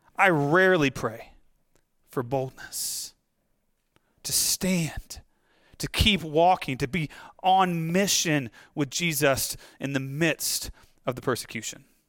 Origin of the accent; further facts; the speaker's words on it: United States; as American Christians